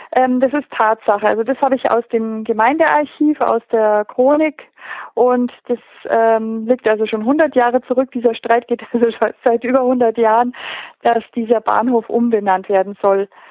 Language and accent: German; Pöcking, Bavaria, Germany; ich bin hier geboren in Pöcking und aufgewachsen